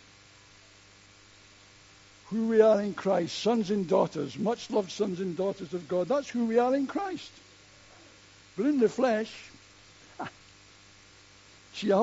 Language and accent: English; United Kingdom; we're British and within our own culture